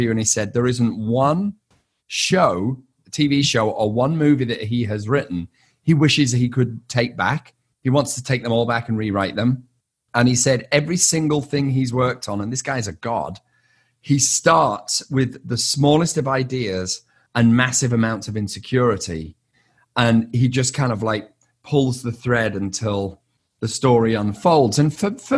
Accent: United Kingdom; I'm British and not far from Liverpool

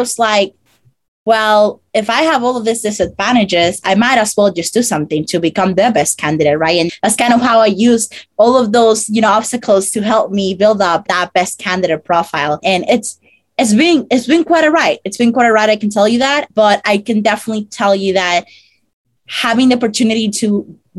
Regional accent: Dominican Republic; English is a second language; moved away as an adult; now in United States; I come from the Dominican Republic, and I came to the US 5 years ago

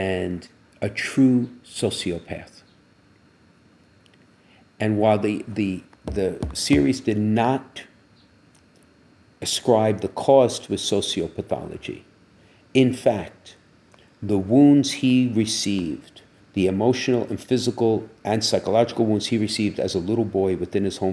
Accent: United States; growing up in the United States

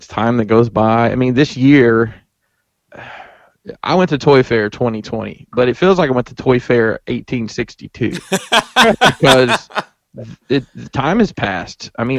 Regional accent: Alabama, United States; I'm from Alabama

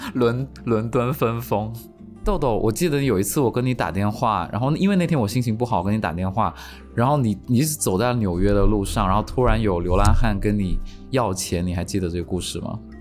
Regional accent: China; 我是中国人

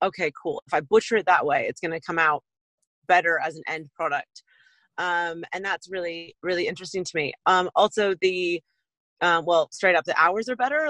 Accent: west coast of the States, United States; accent: American; moved away as an adult; now in Auckland, New Zealand; I'm uh, American born, originally from west coast of the states

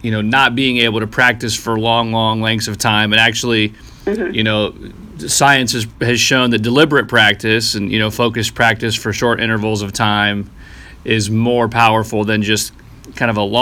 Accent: Mount Vernon, Ohio, United States; growing up at Mount Vernon.

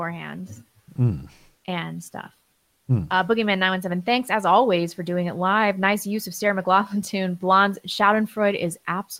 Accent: Canada; as a Canadian, I want to tell the other fellow Canadians

